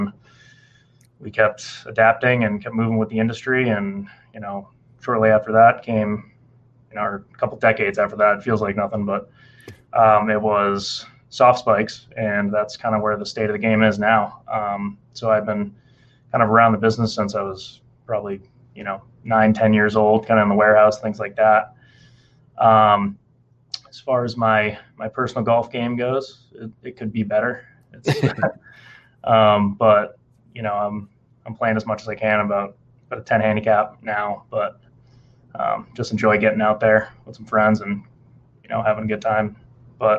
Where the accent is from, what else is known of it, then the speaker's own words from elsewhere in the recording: Massachusetts, United States; now in Nashville, United States; I'm coming from Massachusetts originally